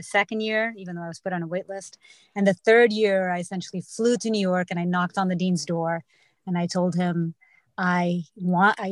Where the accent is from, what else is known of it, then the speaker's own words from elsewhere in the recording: Portugal; moved away as an adult; now in United States; I grew up in Portugal